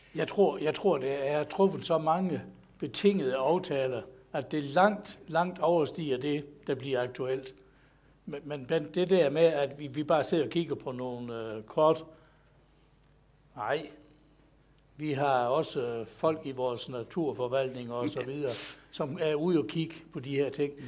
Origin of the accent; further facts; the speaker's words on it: Southern Jutland, Denmark; jeg er sønderjyde